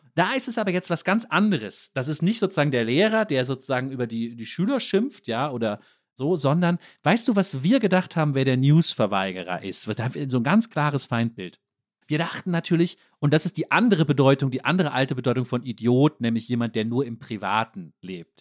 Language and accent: German; Germany; Als Deutsche